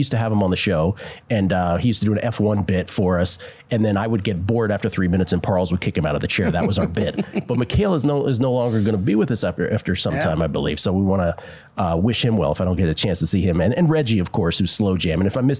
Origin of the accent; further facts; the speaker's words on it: East Coast, United States; moved away; I grew up on the East Coast